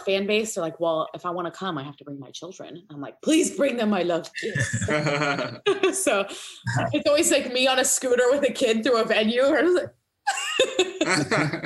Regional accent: New York, United States; We're from New York

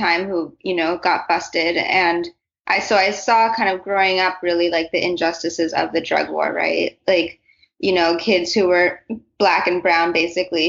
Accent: California, United States; moved away; I am from California originally

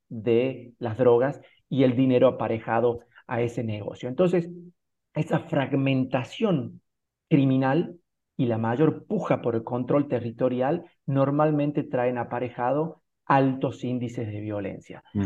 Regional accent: Argentina; nosotros como argentinos

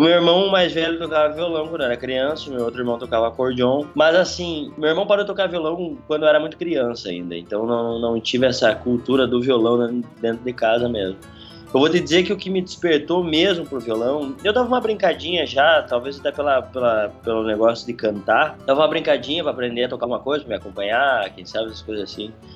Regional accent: Não-Me-Toque, Rio Grande do Sul, Brazil; also born or lived in Passo Fundo; Nametoque, a cidade onde eu nasci

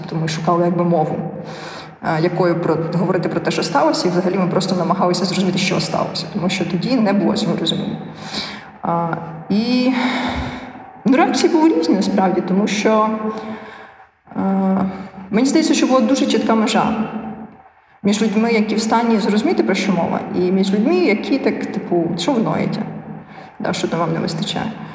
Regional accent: Ukraine; Я казала з України.

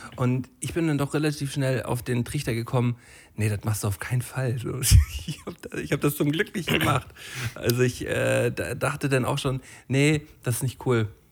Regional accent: Flensburg, Schleswig-Holstein, Germany; von so einer dänischen Schule bei uns in Flensburg

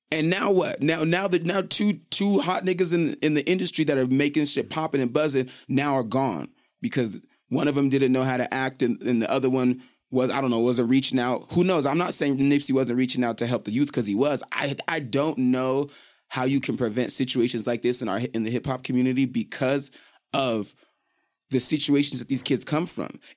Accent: Salt Lake City, Utah, United States; I'm from Rose Park.

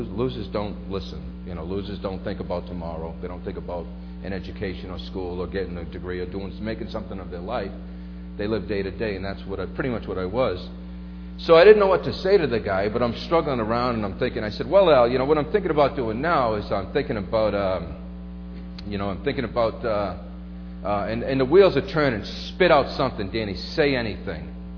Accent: Brockton, Massachusetts, United States; I grew up in a little section of Brockton called the Village

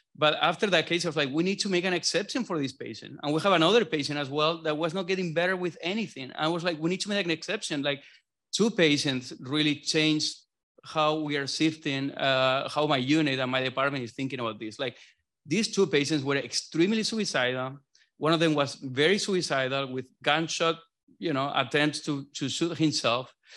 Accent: southern Spain, Spain; moved away as an adult; now in Boston, United States; I'm from South Spain

